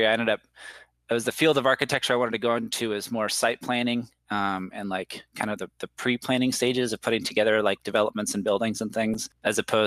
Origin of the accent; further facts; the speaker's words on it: Washington, United States; moved away; also born or lived in Las Vegas; I grew up in Washington State in the United States